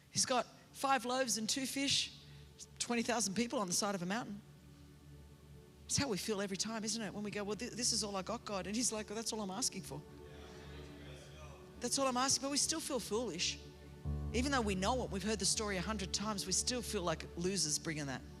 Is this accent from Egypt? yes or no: no; California, United States; I don't even know my military stuff. I'm from California.